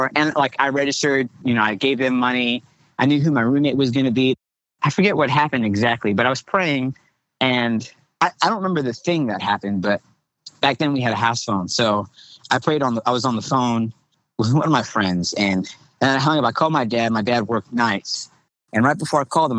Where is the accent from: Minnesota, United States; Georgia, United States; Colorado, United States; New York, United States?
New York, United States; Long Island; moved away as an adult; I'm originally from New York, Long Island, New York. The church that I grew up in is called Bethel United Pentecostal Church